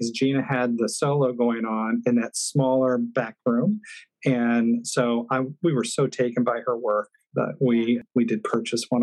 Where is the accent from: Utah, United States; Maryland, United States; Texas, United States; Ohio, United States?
Ohio, United States; Fairfield; moved away; I was born and raised in Ohio.